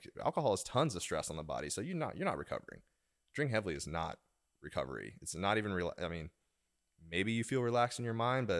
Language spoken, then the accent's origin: English; Oklahoma, United States; now in Washington, D.C., United States; I moved from Oklahoma to Washington, D.C., and then I still hung out with some people from back home and behaved differently.